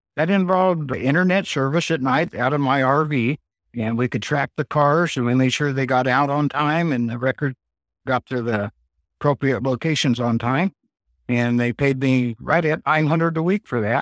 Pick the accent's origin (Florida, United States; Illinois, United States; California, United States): California, United States; Bakersfield; moved away; I was born in Bakersfield, California, and I was a photographer